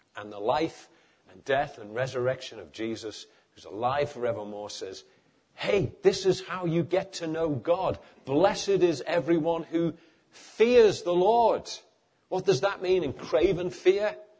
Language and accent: English; Liverpool, North West England, United Kingdom; moved away; also born or lived in East London; I come from Liverpool